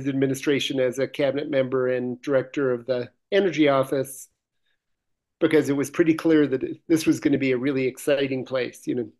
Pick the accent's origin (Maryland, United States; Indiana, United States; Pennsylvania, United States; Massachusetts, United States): Pennsylvania, United States; Pittsburgh; moved away as an adult; also born or lived in Boulder, Colorado / Chicago; now in Colorado, United States; I grew up in Pittsburgh and was a science geek as a young man